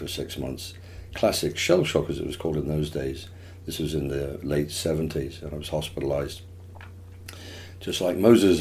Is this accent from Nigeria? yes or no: no; Plymouth, South West England, United Kingdom; moved away; I was born in England, obviously, in a little place called Plymouth, where the Mayflower set sail from